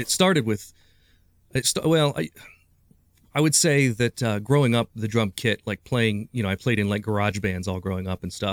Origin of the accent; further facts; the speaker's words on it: Urbana, Ohio, United States; also born or lived in Springfield, Ohio; I was born in Springfield, Ohio, but I grew up in Urbana, Ohio